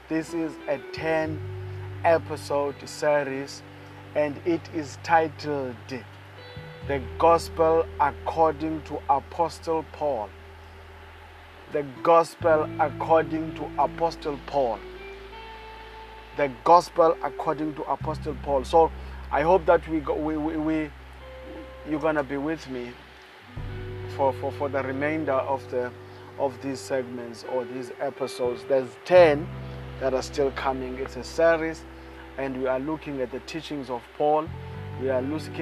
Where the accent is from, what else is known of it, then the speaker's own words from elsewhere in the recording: South Africa; I come all the way from South Africa